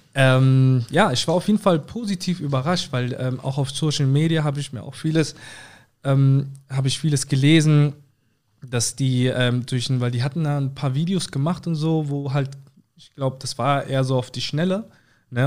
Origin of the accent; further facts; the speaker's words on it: Southern Germany, Germany; bei uns im Süden